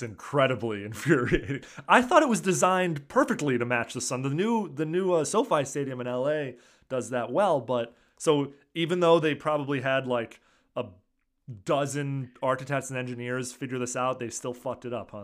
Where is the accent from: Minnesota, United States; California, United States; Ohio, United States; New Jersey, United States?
California, United States; as a Californian